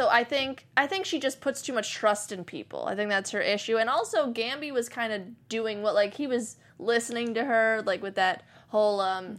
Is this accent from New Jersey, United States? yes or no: yes; New Jersey, United States; New Jersey.